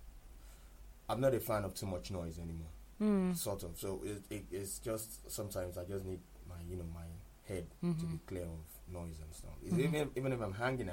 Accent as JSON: {"language": "English", "region": "Lagos", "country": "Nigeria", "tie": "born or raised there", "also_born_or_lived": "Ondo State / Ijebu-Ode, Ogun State", "said": "I'm from Ondo State. Born and bred in Lagos"}